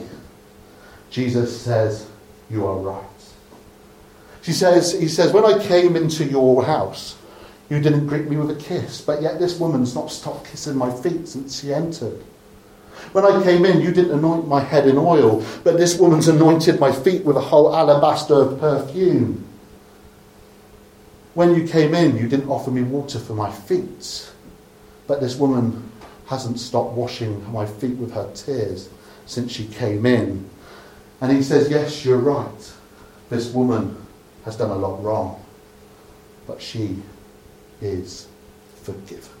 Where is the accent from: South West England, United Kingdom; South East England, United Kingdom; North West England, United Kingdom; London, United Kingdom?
South West England, United Kingdom; Dorset; I'm from Dorset